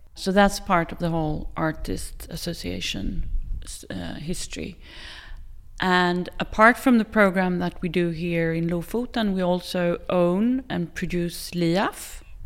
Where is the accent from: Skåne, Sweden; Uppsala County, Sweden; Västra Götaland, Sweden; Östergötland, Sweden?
Västra Götaland, Sweden; Gothenburg; moved away as an adult; also born or lived in Tel Aviv, Israel / Stockholm, Sweden / Oslo, Norway; now in Norway; I grew up in, in, outside of Tel Aviv for a few years, and then we moved to Sweden. And I grew up in Gothenburg. but also in Stockholm